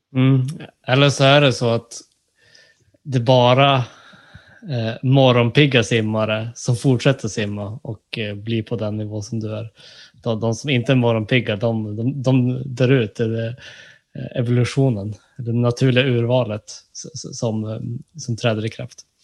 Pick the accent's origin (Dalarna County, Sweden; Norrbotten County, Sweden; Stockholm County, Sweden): Norrbotten County, Sweden; Jag är ju från eh, ja, Norrbotten